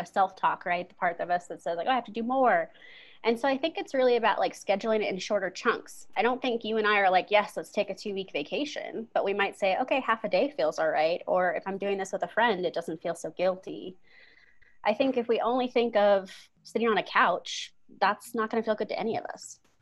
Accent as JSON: {"language": "English", "town": "Bremerton", "region": "Washington", "country": "United States", "tie": "born or raised there", "also_born_or_lived": "Oregon", "moved": "as an adult", "lives_now": "Colorado, United States", "said": "I'm originally from Seattle, Washington area. Uh, my parents still live there. I was a Navy kid. So we were in the Navy town of Bremerton"}